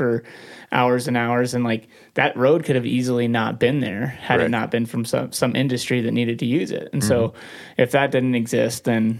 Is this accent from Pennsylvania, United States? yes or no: no; Montana, United States; growing up in Montana